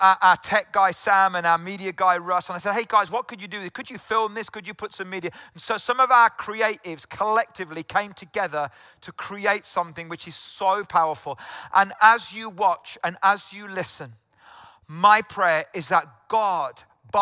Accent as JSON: {"language": "English", "region": "South Wales", "country": "United Kingdom", "moved": "yes", "said": "I'm from South Wales originally"}